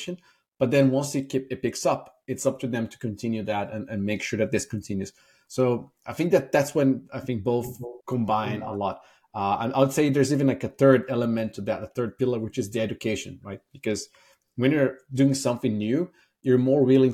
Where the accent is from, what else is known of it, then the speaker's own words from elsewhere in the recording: Brazil; moved away as an adult; also born or lived in Ireland; now in San Francisco, United States; I'm originally from Brazil. I moved to Ireland in 2008, so that's 15 years ago.